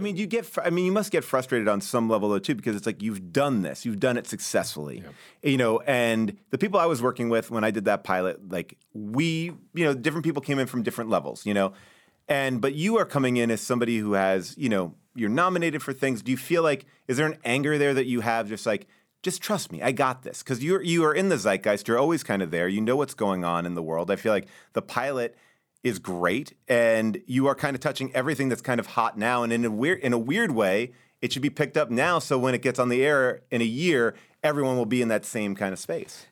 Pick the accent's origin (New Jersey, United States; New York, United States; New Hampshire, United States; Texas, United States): New York, United States; Long Island; now in Los Angeles, United States; where I grew up in Long Island